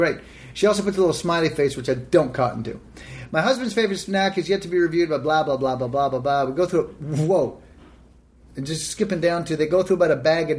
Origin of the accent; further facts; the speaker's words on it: Canada; I'm Canadian, can't really take shots at Minnesota